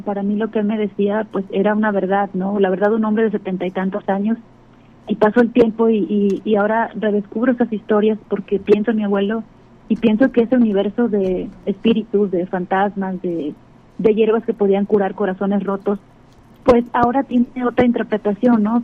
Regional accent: Acapulco, Guerrero, Mexico; moved away; yo nací en Acapulco, me crié allá y allá me formé de muchas formas

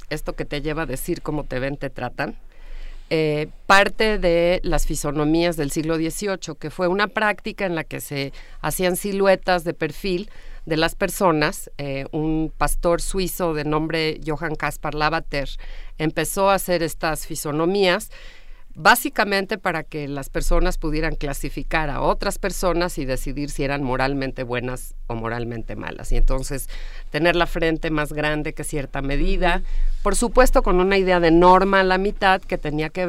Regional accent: Mexico; mucho más racistas de lo que queremos aceptar.

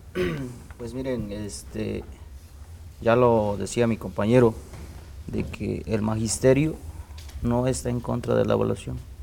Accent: Mexico; Spanish is a second language; la cultura que tenemos en México

